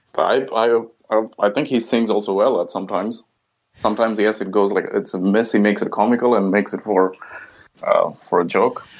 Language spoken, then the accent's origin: English; India; now in Japan; from India